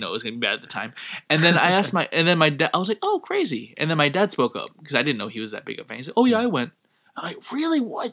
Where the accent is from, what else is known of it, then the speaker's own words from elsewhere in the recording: Philippines; my home country